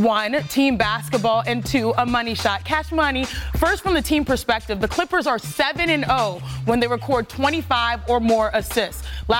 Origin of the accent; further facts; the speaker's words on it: Houston, Texas, United States; That is my hometown, 281713